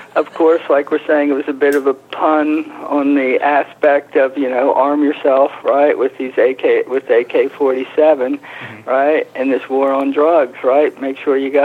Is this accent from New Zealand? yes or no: no; United States; moved away as an adult; also born or lived in Amsterdam; we were the Americans in Amsterdam